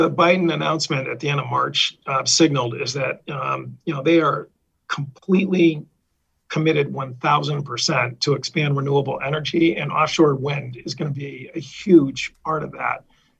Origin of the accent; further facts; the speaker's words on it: Vernon, Connecticut, United States; I come from Vernon, which I have to give the hometown shout out to the mayor and the town manager